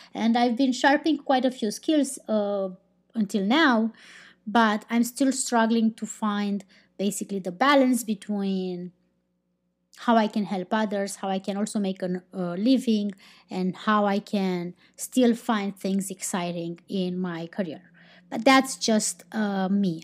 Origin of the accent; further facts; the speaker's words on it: Romania; I'm not from Spain, I'm not from Portugal, I'm from Romania